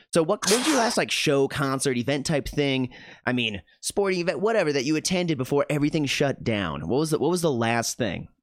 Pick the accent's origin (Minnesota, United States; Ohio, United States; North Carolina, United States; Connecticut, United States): Minnesota, United States; my home state of Minnesota